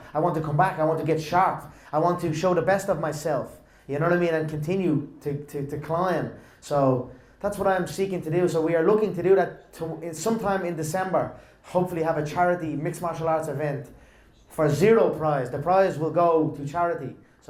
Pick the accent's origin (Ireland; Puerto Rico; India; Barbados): Ireland; Leinster; I've done this before in my hometown, but I've done it under boxing, in an amateur boxing event in my old boxing club, Crumlin Boxing Club.